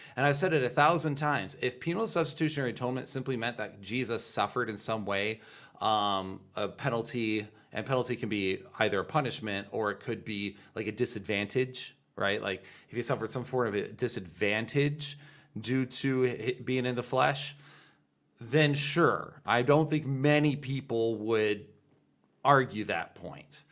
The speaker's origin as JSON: {"language": "English", "country": "United States", "said": "I'm an American"}